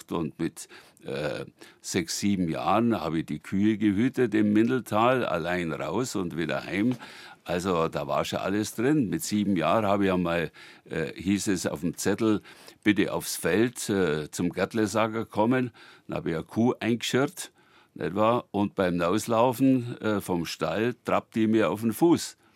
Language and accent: German; Ursberg, Bavaria, Germany; sorge ich dafür, dass niemand mehr lacht, wenn ich sage, ich komme aus Ursberg. Ich bin stolz, aus Ursberg zu kommen, mit der großen Tradition, 900 Jahre Bremostratenser